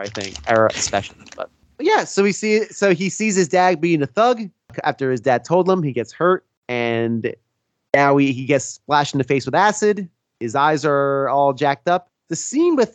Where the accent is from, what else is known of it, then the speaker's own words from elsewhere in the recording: Bloomfield, New Jersey, United States; I grew up in Bloomfield, New Jersey